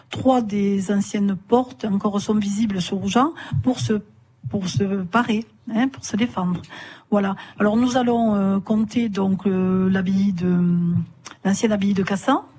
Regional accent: Néfiès, Occitania, France; also born or lived in Pézenas; Piscinoise de naissance, mais ah. j'ai vécu euh, toute mon enfance sur Néfiès.

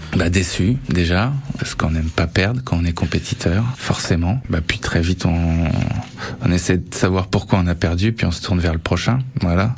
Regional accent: Vatan, Centre-Val de Loire, France; je suis originaire de Vatan

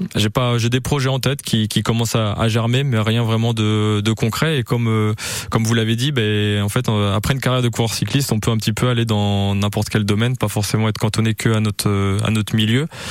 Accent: France; on est français

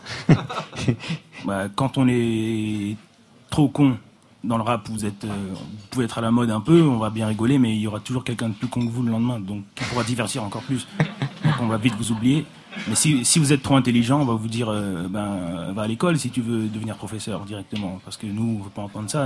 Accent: Paris, Île-de-France, France; J'ai grandi à Paris, j'ai grandi avec des gens de toutes les couleurs

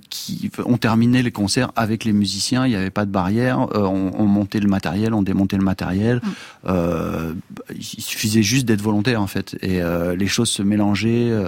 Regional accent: Amiens, Hauts-de-France, France; il y avait, je dirais, en province, puisque moi j'ai grandi à Amiens, une manière de faire de la musique qui était forcément collective.

